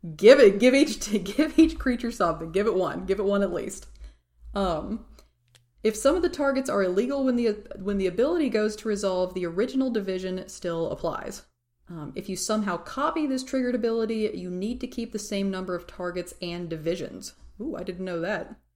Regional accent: Tennessee, United States; I'm from Tennessee

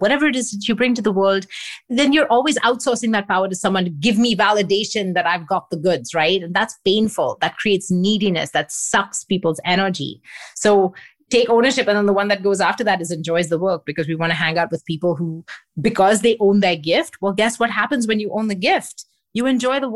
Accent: Mumbai, Maharashtra, India; also born or lived in Singapore / England; now in Montreal, Canada; I grew up in Mumbai.

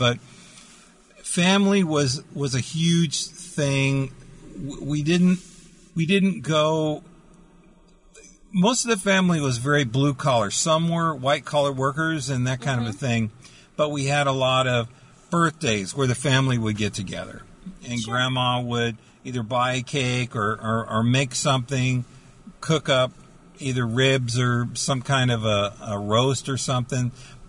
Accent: San Bernardino, California, United States; I was born in San Bernardino, California.

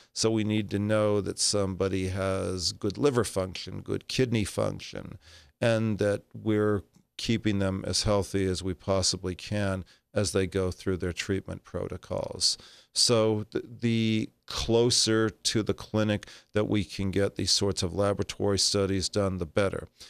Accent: Los Angeles, California, United States; moved away as an adult; now in Southern Nevada, United States; born and raised in Los Angeles, California.

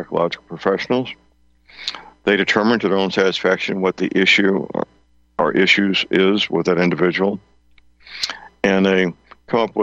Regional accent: St. Louis, Missouri, United States; my hometown, St. Louis

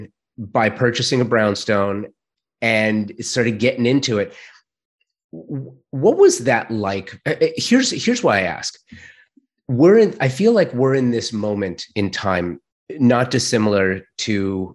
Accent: Los Angeles, California, United States; moved away; I am born and raised in Southern California. I'm a native Angeleno. I'm not living there right now

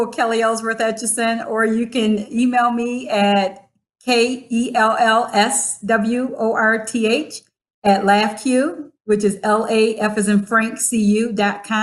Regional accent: Nairobi, Kenya; from Nairobi, Kenya.

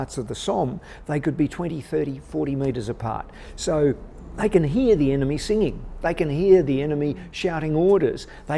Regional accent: Western Australia, Australia; My home state, Western Australia

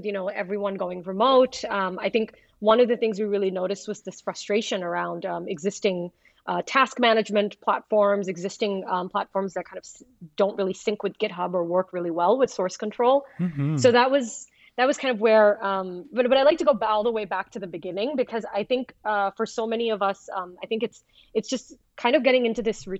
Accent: Pakistan; also born or lived in Middle East; And I'm originally from Pakistan. I was born and raised in the Middle East

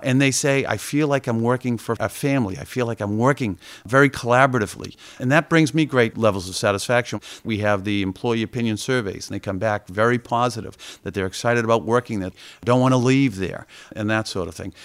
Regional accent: Boston, Massachusetts, United States; I was a kid from Dorchester growing up

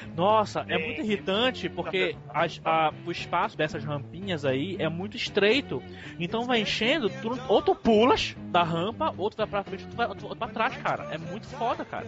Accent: Pará, Brazil; o … é da minha terra

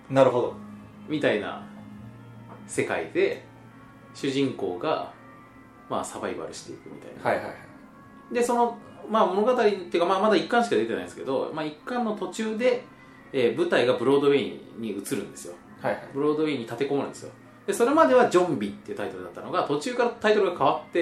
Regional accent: Shizuoka, Japan; also born or lived in Kagoshima Prefecture; 年末年始はまあ僕はまあ静岡に帰ったんですけども、ええ、まあ静岡育ちなんですよ

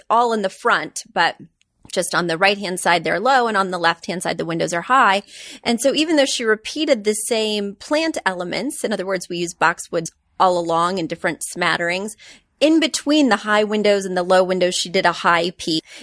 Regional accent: Midwest, United States; I grew up in the Midwest, and we get everything a little later out there.

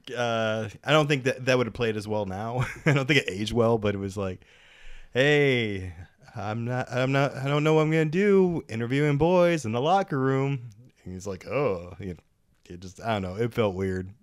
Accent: United States; as an American

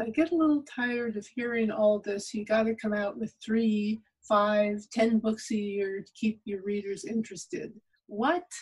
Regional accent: New York, United States; I am from New York.

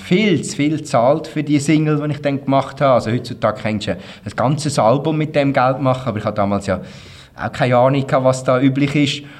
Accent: Uri, Switzerland; ich komme auch aus dem Kanton Uri und da hat es keine Schlagerszene gegeben

